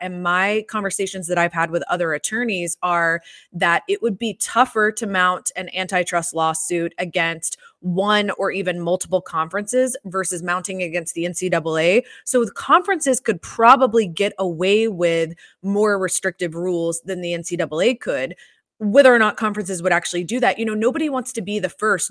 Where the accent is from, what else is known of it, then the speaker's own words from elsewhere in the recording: Atlanta, Georgia, United States; also born or lived in Gainesville; I grew up in Atlanta